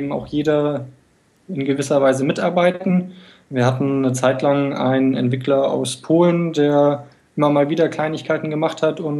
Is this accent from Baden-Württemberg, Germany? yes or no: no; Kiel, Schleswig-Holstein, Germany; Also ich komme äh, aus Kiel und ah